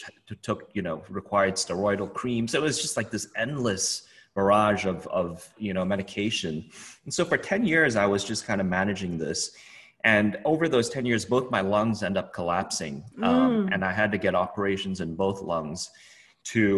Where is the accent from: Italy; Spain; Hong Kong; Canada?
Hong Kong; I grew up in Hong Kong.